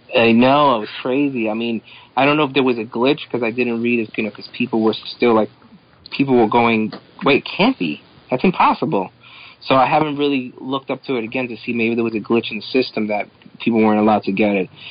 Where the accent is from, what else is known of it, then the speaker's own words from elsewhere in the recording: New York City, New York, United States; growing up in New York City in the 80s